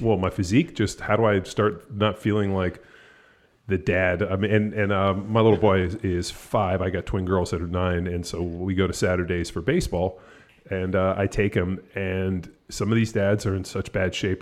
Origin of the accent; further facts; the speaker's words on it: California, United States; moved away as an adult; now in Texas, United States; I'm from California. We've been out here in Texas for a little, over four years